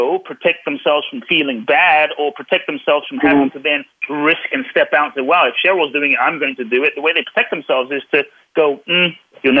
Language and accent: English; London, United Kingdom; I grew up in London